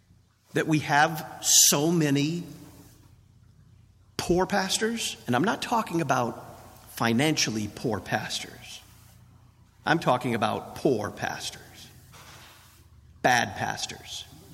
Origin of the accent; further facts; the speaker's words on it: Texas, United States; I came from Texas, and where I come from, you don't pay stable boys that much.